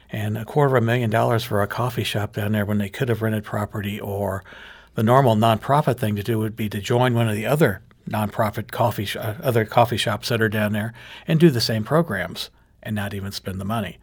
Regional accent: Jefferson County, Missouri, United States; I'm from Jefferson County

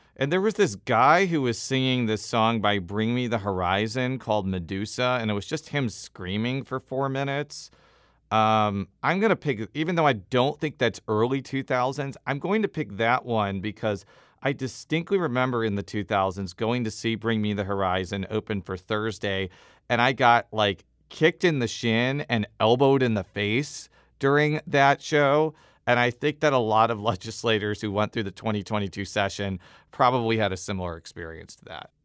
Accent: Illinois, United States; moved away; I'm from Illinois.

